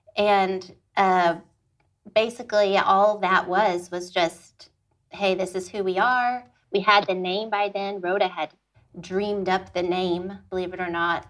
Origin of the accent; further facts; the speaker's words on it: Austin, Texas, United States; moved away as an adult; now in Fort Worth, United States; I am originally from Austin, Texas